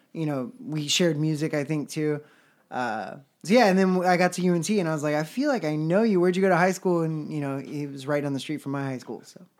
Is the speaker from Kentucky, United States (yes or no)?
no; Houston, Texas, United States; moved away as an adult; we're both from Houston, and we did region band together